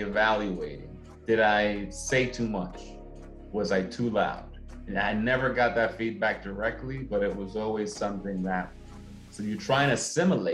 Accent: New York City, New York, United States; I'm from Brooklyn, 80s, 90s, Brooklyn, New York. Grew up in the hood.

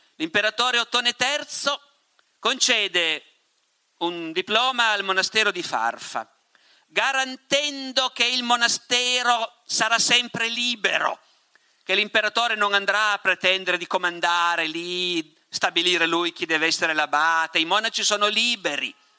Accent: Piedmont, Italy; sono dalle mie parti questi, in Piemonte

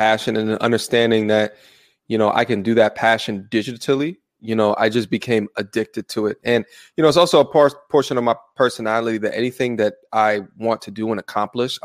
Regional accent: Long Island, New York, United States; moved away; also born or lived in Ohio; I'm from Long Island originally.

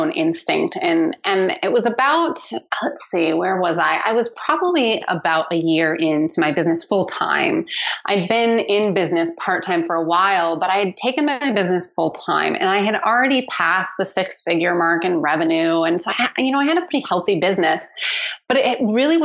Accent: Seattle, Washington, United States; I grew up in Seattle, where I still live

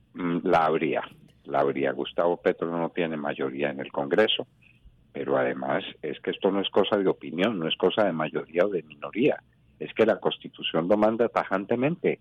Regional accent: Colombia

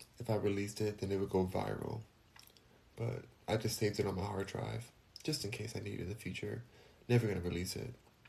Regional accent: Los Angeles, California, United States; I'm from LA too, born and raised in Los Angeles

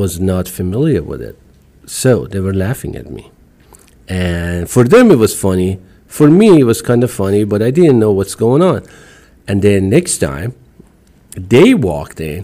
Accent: Iran; English is a second language; moved away as an adult; also born or lived in Germany; now in Austin, United States; I'm an Iranian immigrant, came to the United States in 1993

